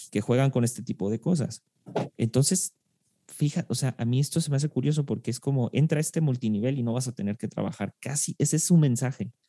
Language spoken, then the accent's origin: Spanish; Argentina; argentino argentino. Soy argentino.